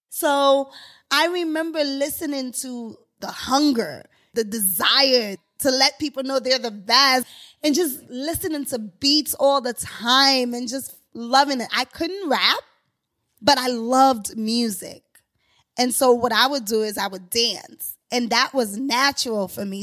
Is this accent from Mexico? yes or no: no; Haiti; now in New York City, United States; I'm originally from Haiti